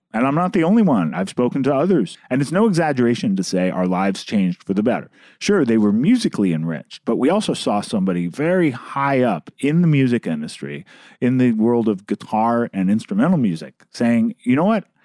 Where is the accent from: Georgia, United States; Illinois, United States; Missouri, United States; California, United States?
California, United States; Berkeley; I'm from Berkeley, California